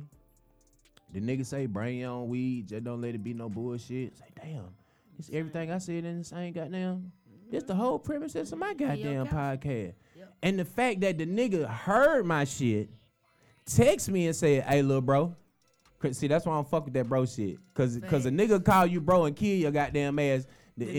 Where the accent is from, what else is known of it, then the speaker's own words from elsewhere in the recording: Atlanta, Georgia, United States; I'm from Atlanta